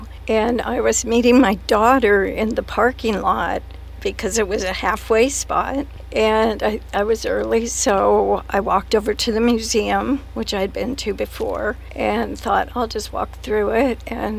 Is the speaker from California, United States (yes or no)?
yes; San Luis Obispo, California, United States; He was 3 years my senior. We grew up together here in San Luis Obispo.